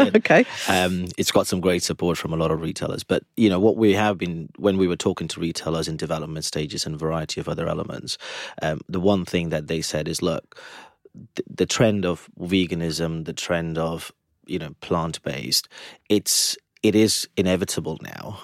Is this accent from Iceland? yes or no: no; India; being Indian again, being vegetarian from birth